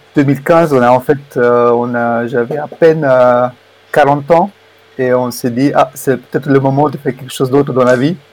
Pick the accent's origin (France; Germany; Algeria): Germany; moved away as an adult; also born or lived in Romania / Switzerland; je suis né en Roumanie et j'ai grandi en Allemagne en fait euh, à partir de l'âge de 7 ans jusqu'à mon bac